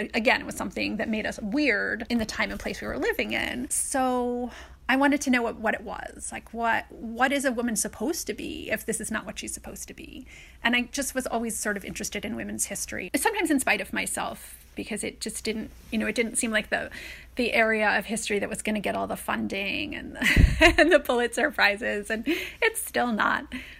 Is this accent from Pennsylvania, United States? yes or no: no; Brooklyn, New York, United States; My mother raised me by herself, and she was from England, and she was this kind of cool hippie chick who was interested in everything. And so she loved New York.